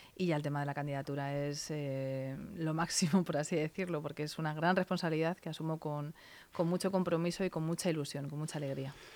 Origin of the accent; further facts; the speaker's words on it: Alcorcón, Community of Madrid, Spain; estoy empadronada desde los tres años de vida. Vamos, sabéis que en su momento no teníamos hospital en, en, Alcorcón y nací en Madrid, pero toda mi vida se ha desarrollado en Alcorcón